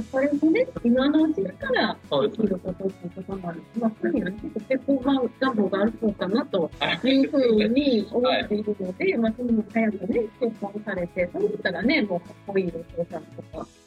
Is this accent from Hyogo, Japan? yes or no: yes; Amagasaki, Hyogo, Japan; 地元が尼崎なんですけど